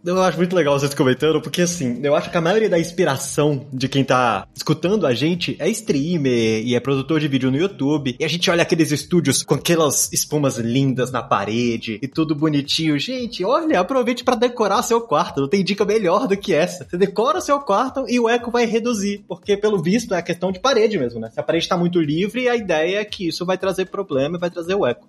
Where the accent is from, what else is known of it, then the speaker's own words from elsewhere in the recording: Brazil; somos brasileiros